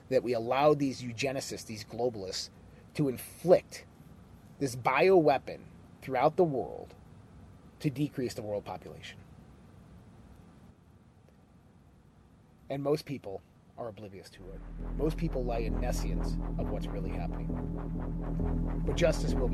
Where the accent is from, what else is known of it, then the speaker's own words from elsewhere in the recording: United States; I'm American through and through